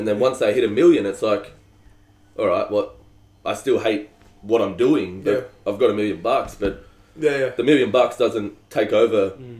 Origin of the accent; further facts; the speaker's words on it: Australia; I think they've got to take the stand and go, you know what? We're all Australian.